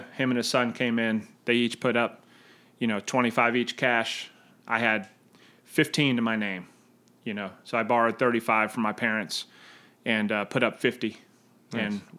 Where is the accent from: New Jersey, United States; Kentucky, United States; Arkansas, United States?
New Jersey, United States; just outside Philadelphia; now in Charleston, United States; South Jersey.